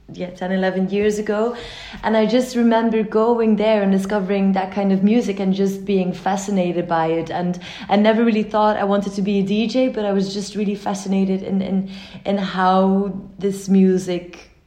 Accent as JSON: {"language": "English", "town": "Ghent", "region": "Flanders", "country": "Belgium", "tie": "born or raised there", "said": "I went to school in Ghent, I went to university in Ghent. So, you know, it's just always, it's always been my hometown"}